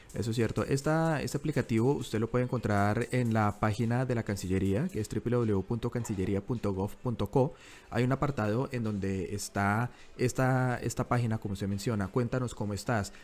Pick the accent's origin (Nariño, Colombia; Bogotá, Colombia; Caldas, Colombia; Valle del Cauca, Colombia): Bogotá, Colombia; moved away as an adult; now in Sydney, Australia; soy bogotano